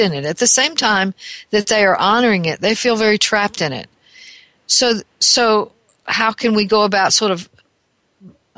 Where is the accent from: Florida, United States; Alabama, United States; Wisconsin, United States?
Alabama, United States; my home state of Alabama